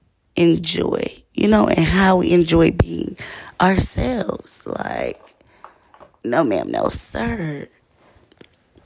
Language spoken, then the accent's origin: English; Georgia, United States; I'm from Georgia. Like, and then it's crazy because I'm not even really from Georgia. I'm first generation Georgian